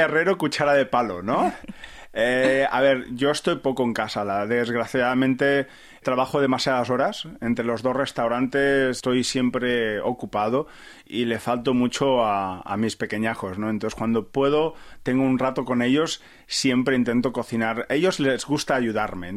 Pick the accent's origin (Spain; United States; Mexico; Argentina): Spain; a small town near Barcelona, Catalonia; moved away as an adult; also born or lived in Empordà, Girona; now in South Korea; yo soy de Barcelona, de un pueblecito cerca de Barcelona